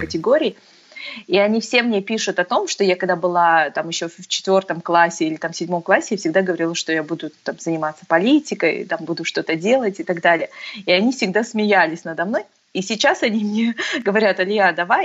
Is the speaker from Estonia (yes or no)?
no; Alga, Aktobe Region, Kazakhstan; moved away as an adult; also born or lived in United States; я родилась, э, в Актюбе, с Актю-, в Актюбинске. Мгм. И прожила, в общем-то, до восемнадцати лет, до окончания школы, а, в городе Алги-, Алга